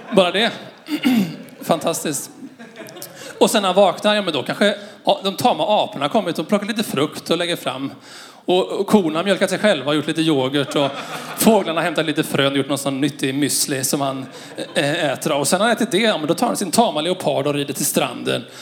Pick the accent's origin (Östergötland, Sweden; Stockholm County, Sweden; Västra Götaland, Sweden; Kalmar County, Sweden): Västra Götaland, Sweden; Skara; moved away; Jag är uppvuxen i Skara